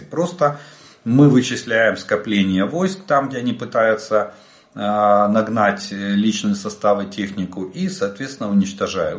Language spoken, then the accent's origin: Russian; Ukraine; мы из Украины.